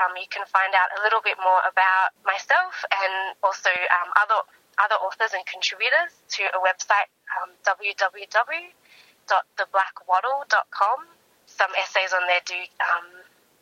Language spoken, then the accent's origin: English; Melbourne, Victoria, Australia; also born or lived in Canberra; I grew up in Melbourne, and I left Melbourne